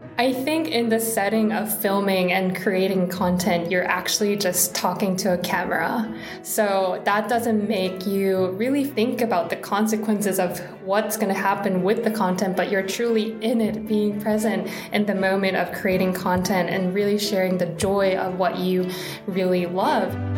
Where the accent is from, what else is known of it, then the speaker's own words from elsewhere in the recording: Seoul, South Korea; I was born and raised in Seoul, South Korea